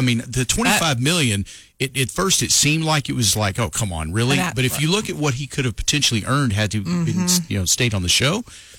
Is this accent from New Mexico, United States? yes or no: yes; Lovington, New Mexico, United States; growing up in Lovington. There's a place there called Old Jack's Drive-In, and it's just the hometown drive-in.